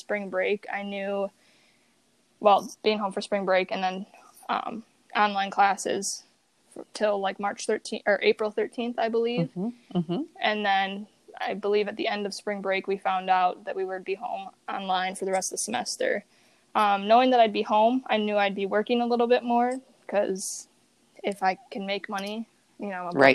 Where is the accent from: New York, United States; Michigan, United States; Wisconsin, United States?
Wisconsin, United States; Lake Geneva; also born or lived in Elkhorn, Wisconsin; I'm from Elkhorn, Wisconsin, and I grew up in Lake Geneva, Wisconsin